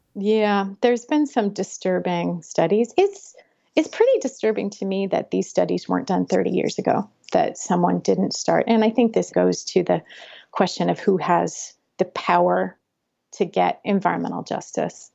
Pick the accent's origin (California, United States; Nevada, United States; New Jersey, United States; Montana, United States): Montana, United States; Butte; growing up in Butte, the culture between Butte and Anaconda was very different